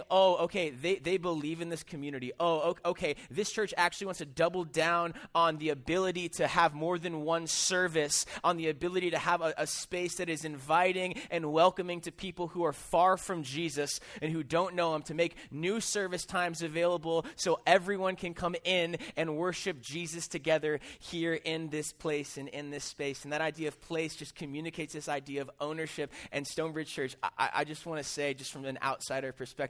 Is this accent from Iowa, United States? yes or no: yes; Des Moines, Iowa, United States; I am actually from Des Moines